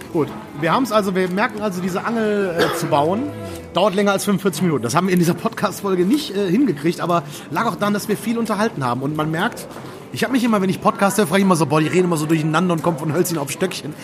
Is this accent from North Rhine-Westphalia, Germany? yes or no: yes; Erkrath, North Rhine-Westphalia, Germany; Ich wohne ja immer noch in dem Dorf, wo ich groß geworden bin. Vielleicht Erkrad?